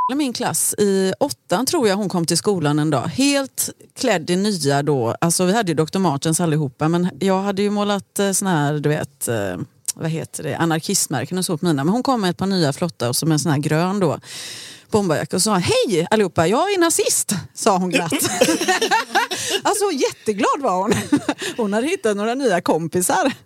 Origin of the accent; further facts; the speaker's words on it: Gothenburg, Västra Götaland, Sweden; jag är uppvuxen i Rannebergen.